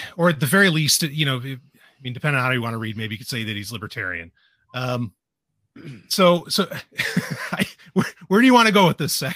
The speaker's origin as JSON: {"language": "English", "town": "New York City", "region": "New York", "country": "United States", "tie": "born or raised there", "also_born_or_lived": "New Hampshire", "moved": "yes", "said": "I grew up in Queens"}